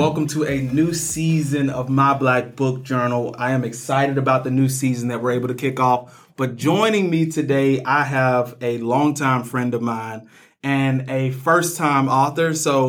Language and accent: English; Birmingham, Alabama, United States; Growing up in Birmingham, I learned from conversations I overheard adults having that most of the white families that used to live in the city and send their kids to city schools had moved out to the suburbs